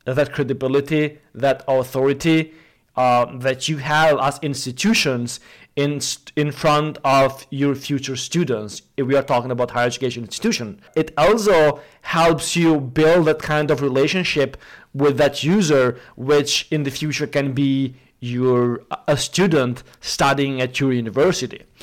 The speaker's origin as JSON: {"language": "English", "country": "Kosovo", "said": "I come from from Kosovo, uh, Southeastern Europe"}